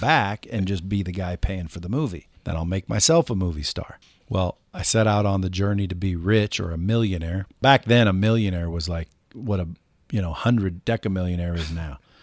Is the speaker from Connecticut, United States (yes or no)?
no; Cottage Grove, Oregon, United States; I come from a small town called Cottage Grove, Oregon.